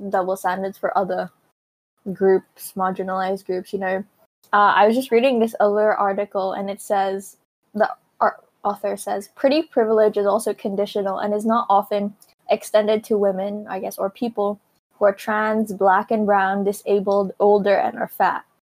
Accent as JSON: {"language": "English", "country": "Philippines", "tie": "born or raised there", "moved": "yes", "lives_now": "Hong Kong", "said": "growing up in Asia and growing up in the Philippines"}